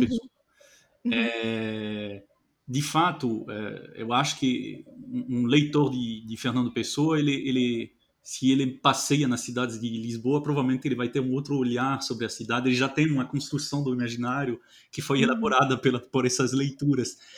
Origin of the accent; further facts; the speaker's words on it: France; moved away; eu, que sou francês